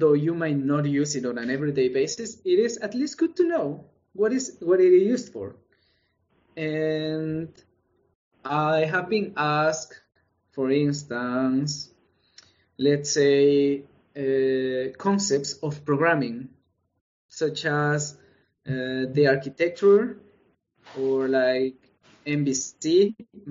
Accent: El Salvador; moved away; And I come from El Salvador, from Latin America.

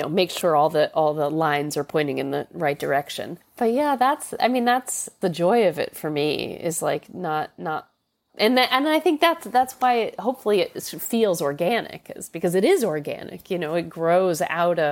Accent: New York City, New York, United States; I'm a New York City girl, and it's a funny feeling to be, you know, I mean, I live in my hometown

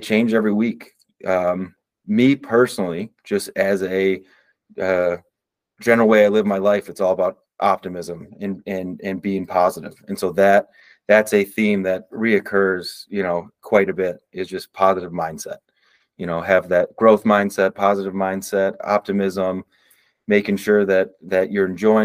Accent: Midwest, United States; moved away; I'm from the Midwest

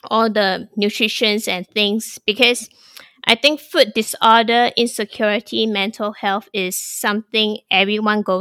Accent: Singapore; now in Thailand; My Singaporean roots definitely exposed me to many culture growing up and that was the advantage I think for us Singaporeans to have because we have embrace so many cult

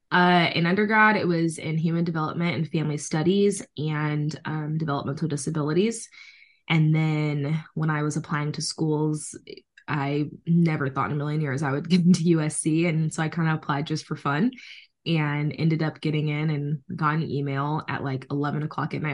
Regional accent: San Diego, California, United States; also born or lived in Reno, Nevada / Washington; I'm born and raised in San Diego, California. Um, I've lived here my whole life

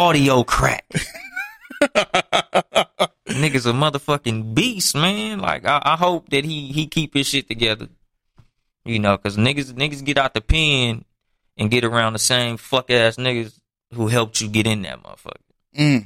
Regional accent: Compton, California, United States; from Compton, California

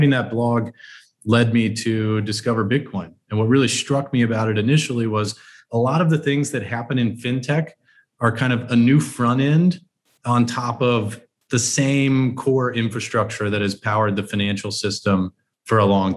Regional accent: South Texas, United States; I grew up in South Texas.

